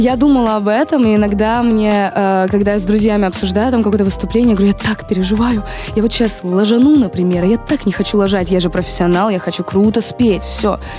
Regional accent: Rostov-on-Don, Rostov Oblast, Russia; now in Moscow, Russia; я из Ростова тоже

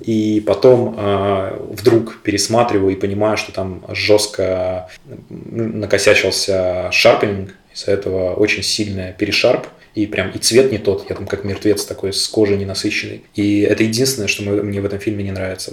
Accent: Sestroretsk, Saint Petersburg, Russia; Я прям вырос в Сестрорецке

